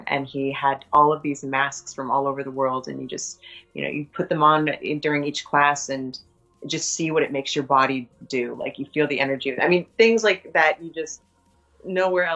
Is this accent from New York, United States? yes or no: yes; New York, United States; I'm also from New York